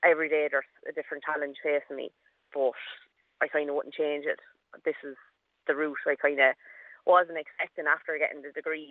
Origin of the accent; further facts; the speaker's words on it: Kilkenny, Leinster, Ireland; I'm from Kilkenny